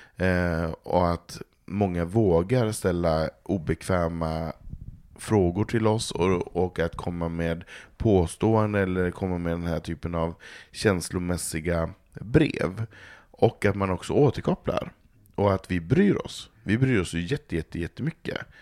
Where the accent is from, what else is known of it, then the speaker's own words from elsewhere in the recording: Norrland, Sweden; now in Stockholm, Sweden; jag är uppvuxen där